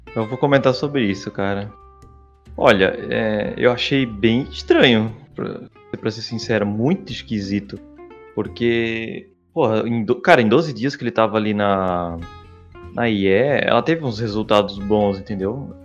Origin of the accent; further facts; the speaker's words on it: Santa Catarina, Brazil; eu sou de Santa Catarina